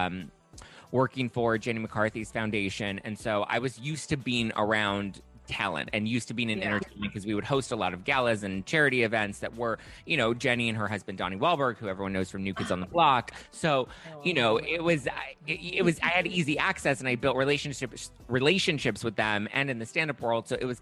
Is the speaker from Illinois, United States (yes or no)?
no; Los Angeles, California, United States; I grew up here in Los Angeles